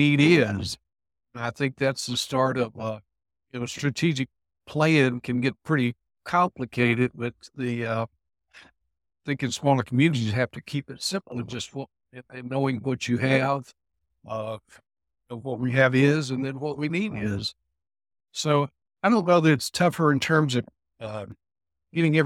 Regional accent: Alabama, United States; also born or lived in Starkville, Mississippi; came back to my home state of Alabama

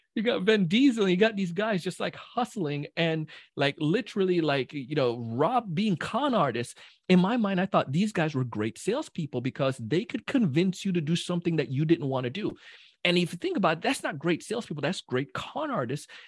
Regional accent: Jamaica; I'm a Jamaican, so, you know, big Jamaican

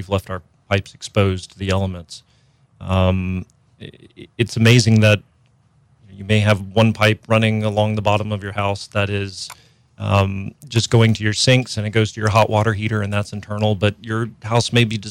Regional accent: Jacksonville, Florida, United States; now in New Orleans area, United States; I grew up in Jacksonville, Florida

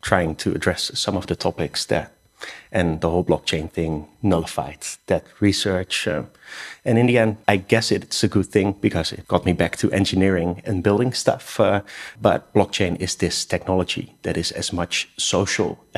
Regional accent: Rotterdam, South Holland, Netherlands; I'm Dutch. I'm from Rotterdam

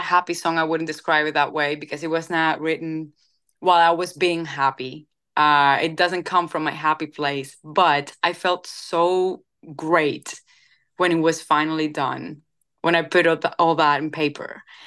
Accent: Cuba; moved away as an adult; now in Nashville, United States; I come from Cuba

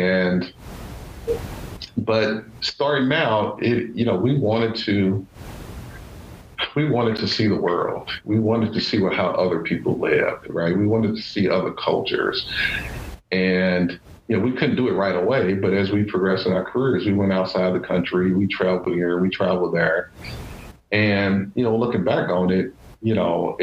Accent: Louisville, Kentucky, United States; I grew up in Louisville, Kentucky

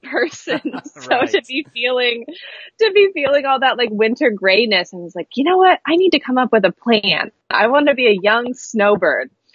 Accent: Astoria, Oregon, United States; also born or lived in Seaside, Oregon; I grew up in Astoria and then Seaside, Oregon and it was very coastal

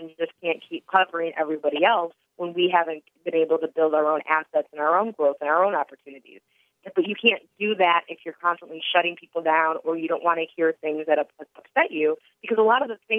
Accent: Detroit, Michigan, United States; moved away; I'm from Detroit originally

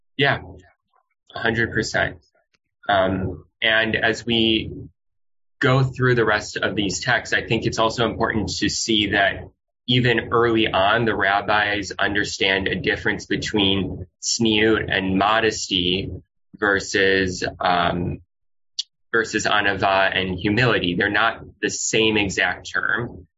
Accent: Midwest, United States; moved away as an adult; also born or lived in New Orleans, Louisiana; now in Los Angeles, United States; living in growing up in the Midwest

